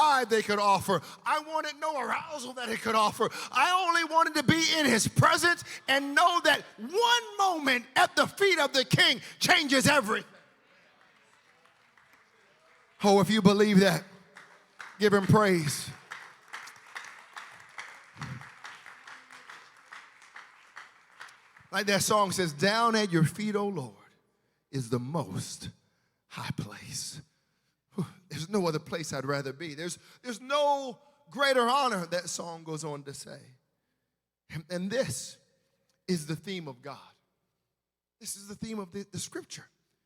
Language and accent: English; United States; I'm an American.